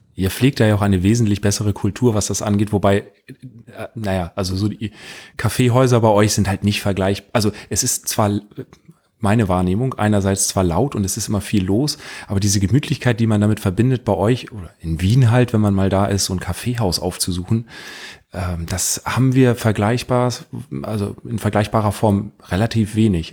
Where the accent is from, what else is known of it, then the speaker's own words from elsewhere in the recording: Northern Germany, Germany; bei uns in Norddeutschland